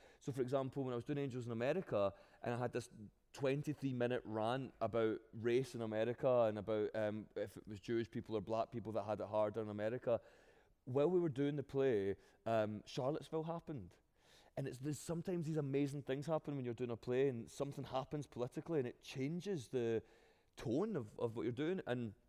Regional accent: Scotland, United Kingdom; accent: Glaswegian; as many times as I've fought to get my own accent on the Olivier

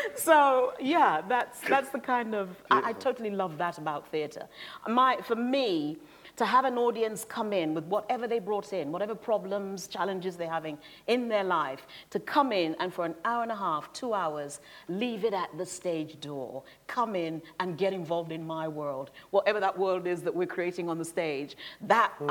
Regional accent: United Kingdom; I grew up outside London

